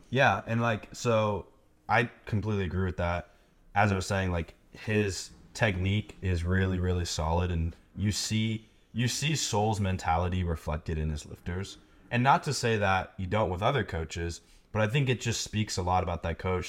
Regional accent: United States; being American

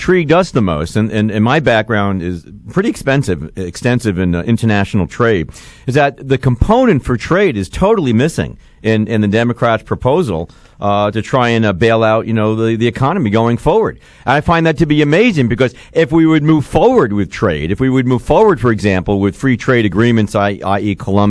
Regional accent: New York City, New York, United States; moved away; I grew up in New York City, so I remember we were tough.

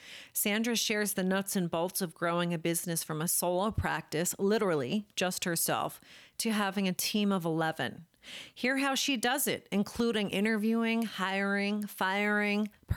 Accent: New Jersey, United States; I'm from Jersey, so I have to say it.

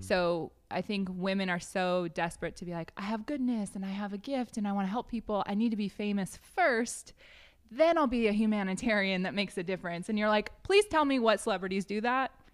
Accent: United States; moved away; also born or lived in Wyoming / Washington; I grew up in Wyoming and Washington State

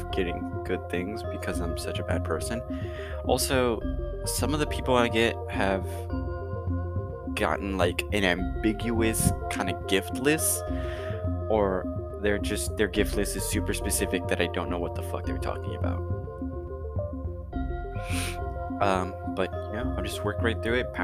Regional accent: United States; I'm an American, Americans are kind of majorly Christian

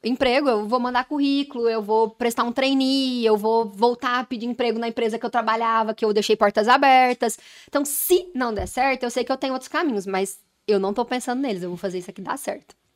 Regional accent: Goiânia, Goiás, Brazil; sou de Goiânia

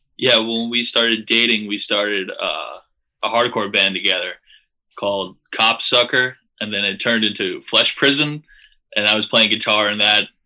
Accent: Long Beach, New York, United States; We're from Long Beach, New York

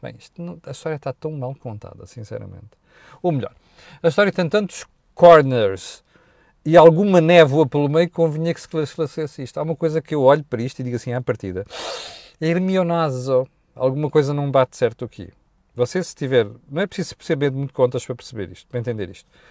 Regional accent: Mozambique; now in Portugal; Eu, eu cresci em Moçambique

